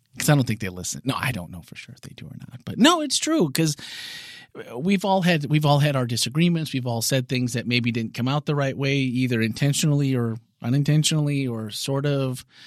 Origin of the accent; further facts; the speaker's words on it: Wisconsin, United States; I'm from Wisconsin